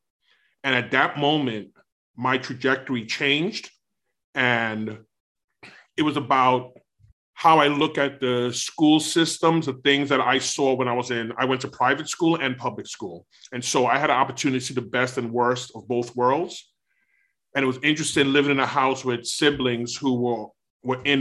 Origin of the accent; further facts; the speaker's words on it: New York City, New York, United States; born and raised in Brooklyn, New York City